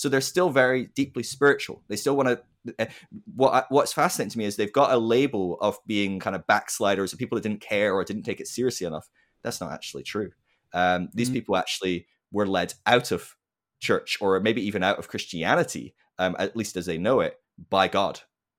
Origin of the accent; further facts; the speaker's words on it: Scotland, United Kingdom; also born or lived in England / Ireland / United States; So I'm from Scotland originally, but I've lived throughout England, Scotland, Ireland, America. I've lived around, so bit of a blend. Hard one to place.